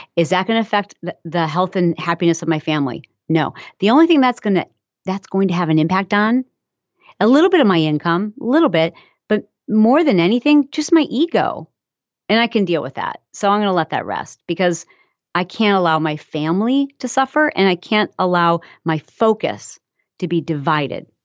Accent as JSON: {"language": "English", "region": "Michigan", "country": "United States", "tie": "born or raised there", "said": "I'm from Michigan, and so I grew up around farms"}